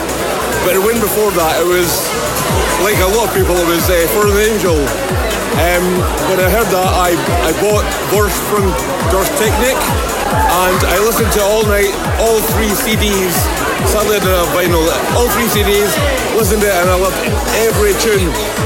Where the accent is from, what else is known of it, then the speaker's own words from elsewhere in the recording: Scotland, United Kingdom; I'm from Scotland.